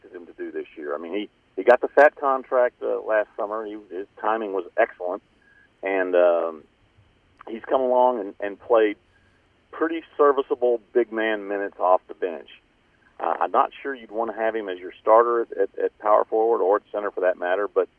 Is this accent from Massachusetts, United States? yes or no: no; Dallas, Texas, United States; moved away as an adult; also born or lived in Houston; I grew up in Dallas